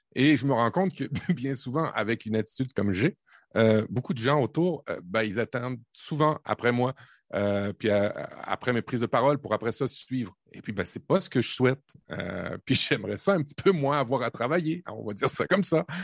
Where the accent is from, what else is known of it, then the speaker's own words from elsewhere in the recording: Normandy, France; now in Canada; je suis le Canadien, mais Canadien cliché, je suis né en Normandie